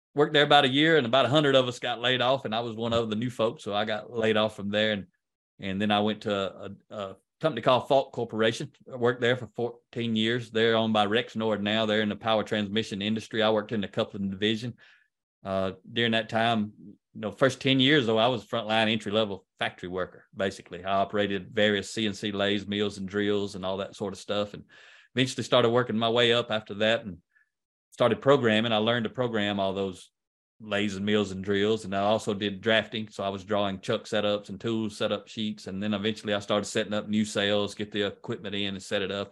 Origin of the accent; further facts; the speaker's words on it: United States; accent: country; I'm much better at speaking country than, than I am English